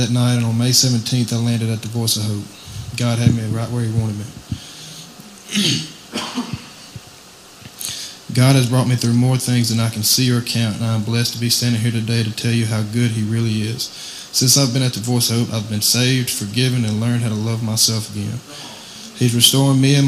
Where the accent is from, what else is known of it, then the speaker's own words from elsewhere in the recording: Waynesboro, Mississippi, United States; I'm from Waynesboro, Mississippi, and I'm 18 years old.